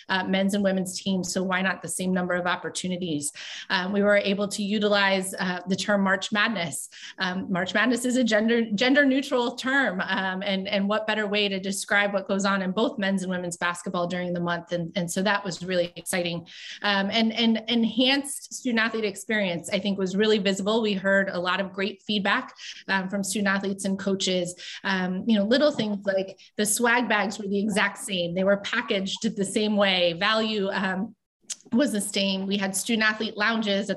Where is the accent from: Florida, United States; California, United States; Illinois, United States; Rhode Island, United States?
Florida, United States; Tampa; moved away; my hometown